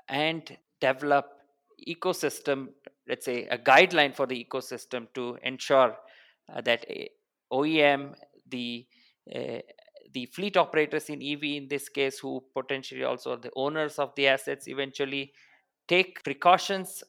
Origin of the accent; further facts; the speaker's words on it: Bangalore, Karnataka, India; also born or lived in Singapore; I was born in Bangalore, born and brought up, I mean, all throughout my life